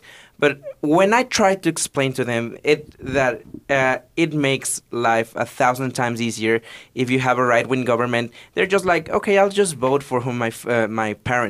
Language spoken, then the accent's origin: English; Ecuador; English is a second language; I'm from Ecuador, and I am 22 years old.